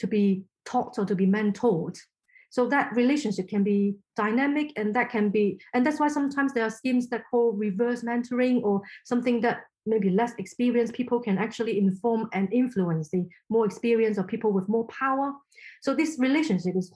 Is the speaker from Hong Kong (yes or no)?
yes; Hong Kong; first language Cantonese; English is a second language; moved away; I'm from Hong Kong originally, so Chinese is my first language